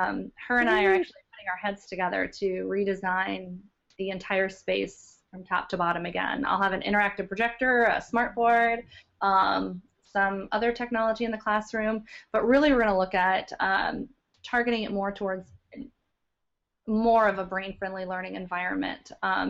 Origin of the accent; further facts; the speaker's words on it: Louisiana, United States; also born or lived in Philippines / Calumet, Michigan / Biloxi, Mississippi; now in Michigan, United States; I actually grew up in Louisiana. I moved around a lot. So I was born in the Philippines, then moved to the UP of Michigan, actually, in Calumet. Then down to Biloxi, Mississippi, and then I lived all over in Louisiana